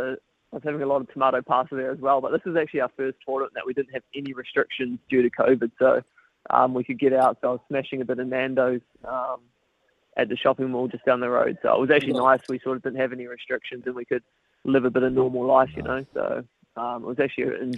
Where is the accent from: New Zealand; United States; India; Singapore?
New Zealand; growing up in New Zealand